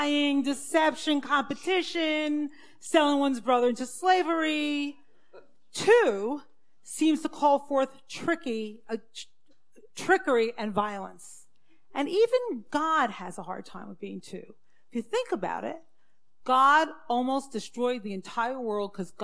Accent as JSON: {"language": "English", "town": "Brooklyn", "region": "New York", "country": "United States", "tie": "born or raised there", "said": "I grew up in the Syrian Jewish community in Brooklyn."}